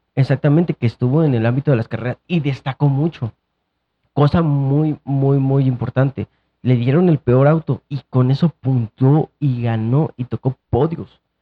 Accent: Mexico

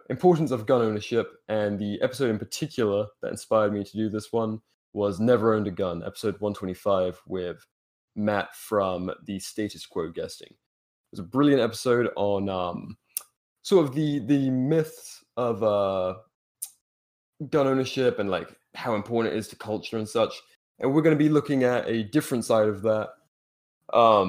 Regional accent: United Kingdom; we're both British libertarians.

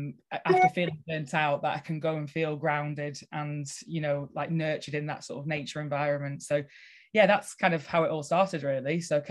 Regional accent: Cockerham, North West England, United Kingdom; Yeah, so I am born and bred in Cockerham, which is just Lancaster area. I grew up on a farm, and when I was a teenager, I sort of thought I'm going to leave the area.

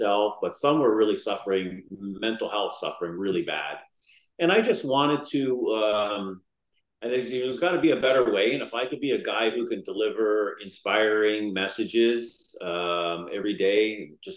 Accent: Niagara Falls, Ontario, Canada; I was born and raised in Niagara Falls.

